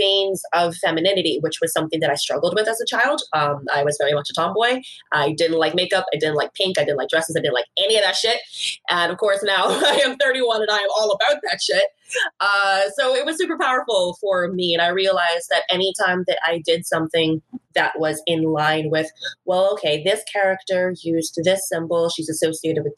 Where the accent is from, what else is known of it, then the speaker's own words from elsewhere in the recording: Bahamas; moved away as an adult; now in Vancouver, Canada; I am originally from the Commonwealth of the Bahamas.